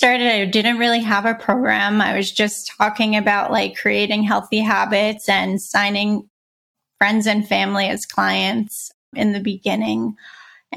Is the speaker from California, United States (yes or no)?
no; New York City, New York, United States; I grew up in Brooklyn.